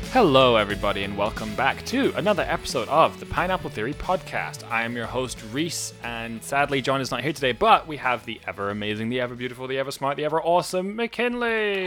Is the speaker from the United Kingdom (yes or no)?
yes; United Kingdom; I'm British.